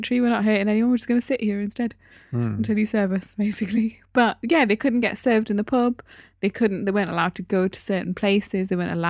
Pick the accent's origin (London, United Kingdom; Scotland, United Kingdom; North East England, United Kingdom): North East England, United Kingdom; Newcastle upon Tyne; As I've said many times before, the Asian community in Newcastle is very small. I grew up in the East End of Newcastle, so it's even smaller on that side.